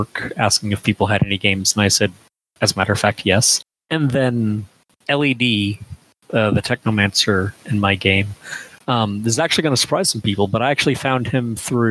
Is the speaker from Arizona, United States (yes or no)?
yes; Phoenix, Arizona, United States; Phoenix, Arizona, which is my hometown